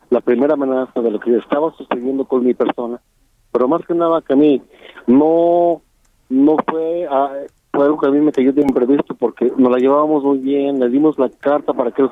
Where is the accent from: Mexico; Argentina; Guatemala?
Mexico; Calvillo, Aguascalientes; also born or lived in State of Mexico; Yo soy indígena mazahua del Estado de México. Ajá. Yo nací en, México. Mi madre es indígena, mi padre es de Jocaliente, Calvillo. Ahí, ahí, eh, por eso yo desde muy chico tuve que radicar al municipio de Calvillo.